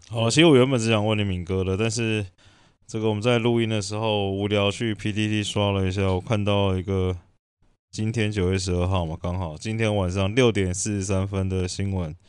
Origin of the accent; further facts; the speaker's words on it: Taiwan; 以我们台湾人的刻苦耐劳的精神